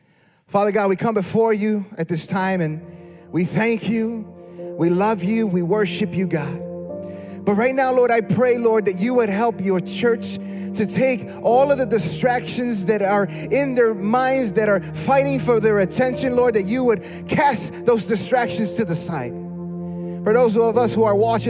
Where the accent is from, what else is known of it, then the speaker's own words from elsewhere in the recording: Chicago, Illinois, United States; We're from Chicago